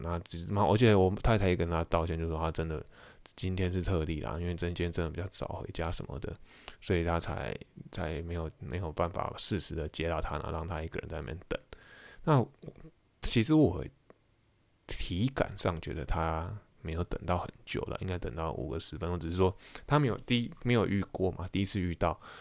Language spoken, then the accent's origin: Chinese; Taiwan; moved away as an adult; 我是台湾人